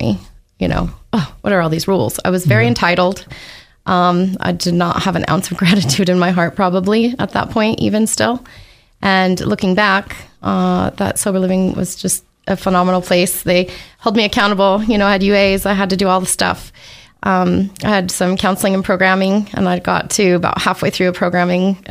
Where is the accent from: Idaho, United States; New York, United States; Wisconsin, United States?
Idaho, United States; Post Falls; moved away as an adult; now in Boise, United States; I'm originally from Post Falls, Idaho, born and raised, born in a little trailer park there.